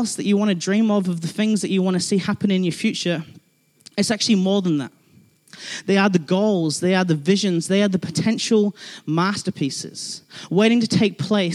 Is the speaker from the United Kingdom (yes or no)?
yes; England, United Kingdom; now in Christchurch, New Zealand; I'm from England